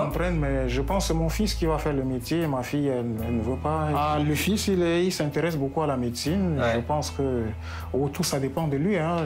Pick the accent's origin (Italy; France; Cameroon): Cameroon; now in Tver, Russia; c'est mon pays natal